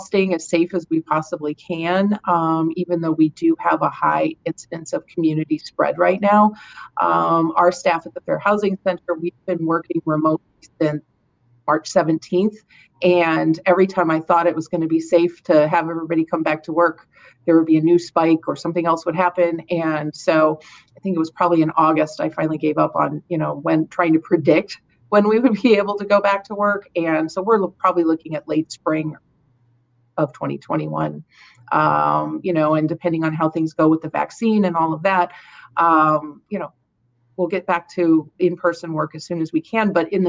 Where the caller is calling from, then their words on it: Toledo, Ohio, United States; I'm calling from Toledo, Ohio. We're in Northwest Ohio, just south of the Michigan border.